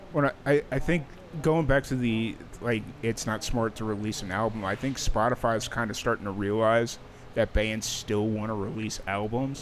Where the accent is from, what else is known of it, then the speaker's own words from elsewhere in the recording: Chicago, Illinois, United States; now in Dallas, United States; I grew up in South Chicago.